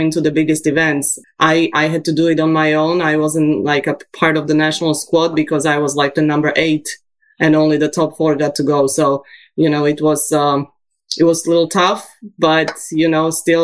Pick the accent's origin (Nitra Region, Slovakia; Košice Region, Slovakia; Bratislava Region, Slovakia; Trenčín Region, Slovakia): Bratislava Region, Slovakia; Bratislava; now in United States; I was raised in Slovakia in Bratislava